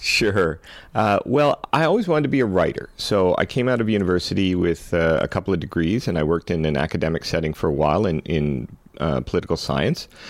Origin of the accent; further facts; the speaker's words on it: Canada; also born or lived in Vancouver / Los Angeles; I came back to Canada because I'm a Canadian